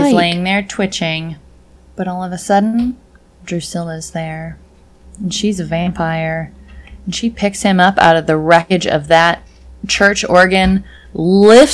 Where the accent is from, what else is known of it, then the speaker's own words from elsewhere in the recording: Iowa, United States; my hometown has probably like 10 churches, and we're only 6,000 people